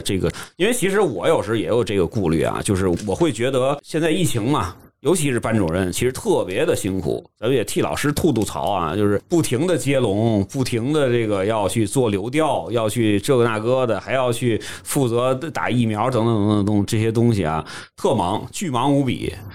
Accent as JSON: {"language": "Chinese", "region": "Tianjin", "country": "China", "accent": "Tianjin", "said": "君君老师有时候也会带一些天津的一些口音出来"}